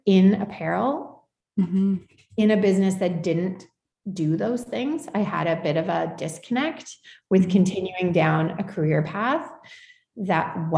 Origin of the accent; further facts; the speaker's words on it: Calgary, Alberta, Canada; moved away as an adult; now in Vancouver, Canada; I grew up in Calgary with deep roots in Saskatchewan.